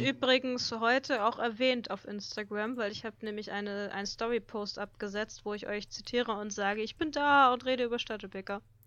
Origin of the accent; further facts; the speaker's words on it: Hamburg, Germany; bei uns in Hamburg